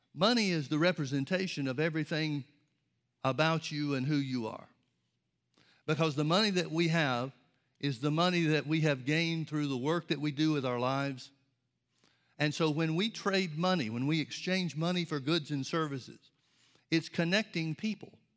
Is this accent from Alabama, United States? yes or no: yes; Birmingham, Alabama, United States; I grew up in Birmingham, Alabama, outside Birmingham, Alabama, and there were trees and forests and everything all around us